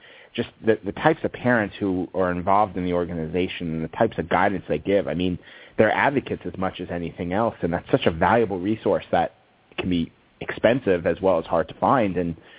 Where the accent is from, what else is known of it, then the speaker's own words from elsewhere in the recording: East Coast, United States; now in California, United States; I'm in California. I grew up on the East Coast.